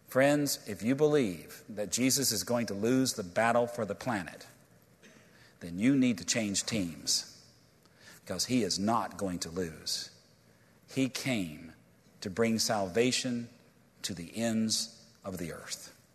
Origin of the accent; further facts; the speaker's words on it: Virginia, United States; I'm from Virginia